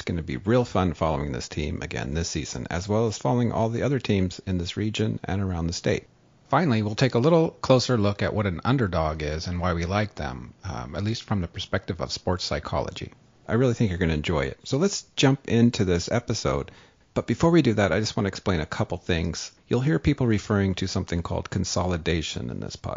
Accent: California, United States; now in North Dakota, United States; growing up in California

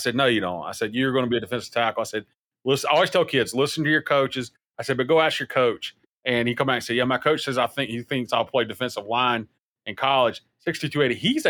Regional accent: South Carolina, United States; moved away; I'm from South Carolina

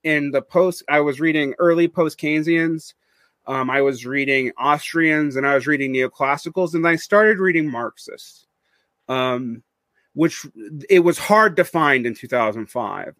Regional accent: Georgia, United States; moved away as an adult; also born or lived in South Korea / Mexico / Egypt; Sea Island, which was off the coast of my home state

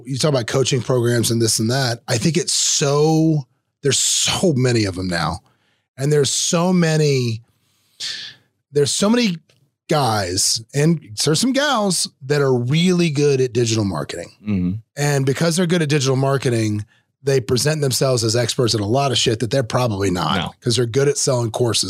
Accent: Florida, United States; accent: North Florida Southern; number one, my Southern accent they thought was hilarious. Because I had a very pronounced North Florida Southern accent when I was on that show.

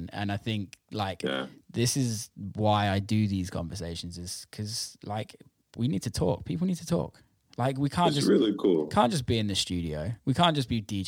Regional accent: Bristol, South West England, United Kingdom; also born or lived in Amsterdam, Netherlands; I'm from Bristol in the UK

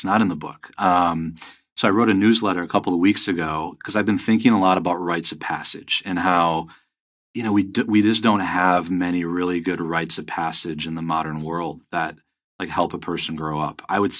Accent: Grand Rapids, Michigan, United States; moved away; also born or lived in Hong Kong / Los Angeles / New York / Las Vegas; I grew up in Grand Rapids, Michigan, and to a truck driver dad and an artist mom.

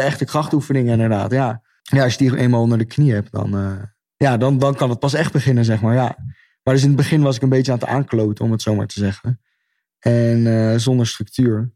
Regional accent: Netherlands; als Nederlander

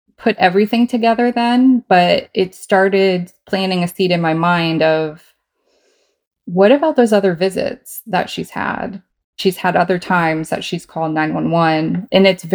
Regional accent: Virginia, United States; I am from Virginia in the U.S.

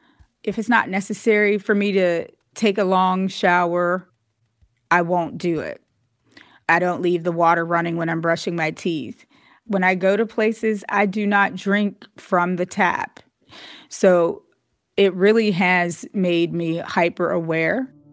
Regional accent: Braddock, Pennsylvania, United States; growing up in my hometown, Braddock, Pennsylvania

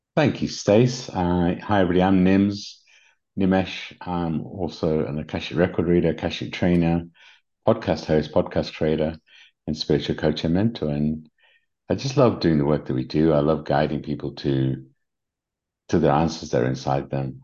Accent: England, United Kingdom; accent: English; my English accent

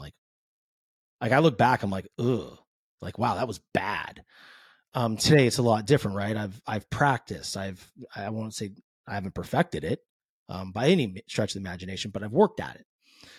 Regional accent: California, United States; I grew up in the San Francisco Bay. So, I mean, big Jerry Rice, Joe Montana guy

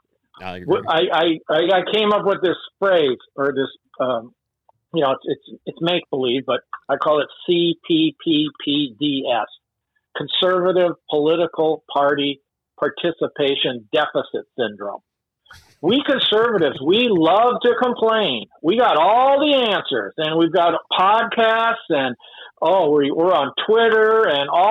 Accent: Wisconsin, United States; moved away; I grew up in Wisconsin a long time ago.

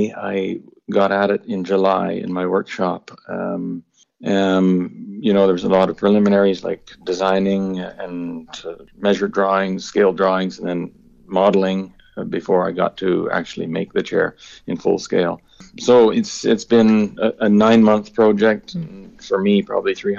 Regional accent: Nova Scotia, Canada; moved away as an adult; now in Ireland; I grew up in Nova Scotia. Nova Scotia is my home. I've been in Ireland now for 6 years

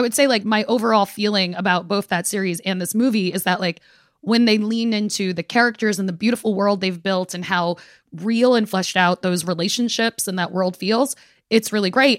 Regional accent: New York City, New York, United States; we are both from Brooklyn and come from Caribbean families

